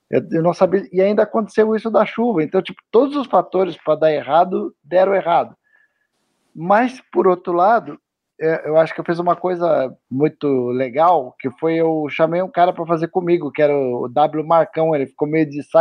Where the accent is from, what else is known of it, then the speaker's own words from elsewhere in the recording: Curitiba, Paraná, Brazil; estou em São Paulo também, hein? mas sou de Curitiba.